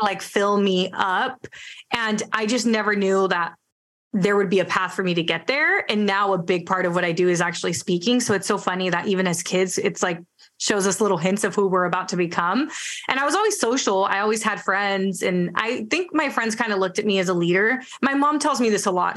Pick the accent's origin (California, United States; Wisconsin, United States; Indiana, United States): California, United States; Bay Area; first language Spanish; English is a second language; I grew up in the Bay Area, went to college in the Bay Area